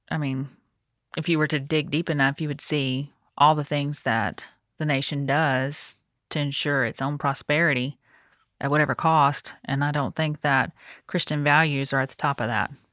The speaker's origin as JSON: {"language": "English", "country": "United States", "tie": "born or raised there", "said": "I'm thankful the Lord gave me the opportunity to be born here"}